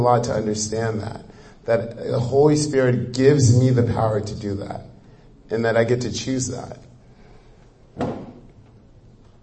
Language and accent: English; Nigeria; moved away; I'm Nigerian